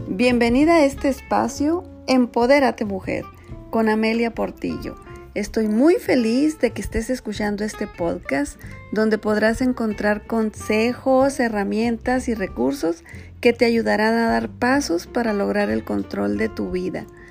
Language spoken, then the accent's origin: Spanish; Sonora, Mexico; moved away; soy mexicana, sonorense, casada